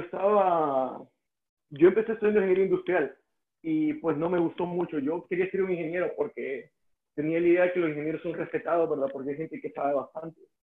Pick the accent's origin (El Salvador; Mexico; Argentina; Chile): El Salvador; first language Spanish; moved away as an adult; also born or lived in Estonia / Russia; me mudé de El Salvador a Estonia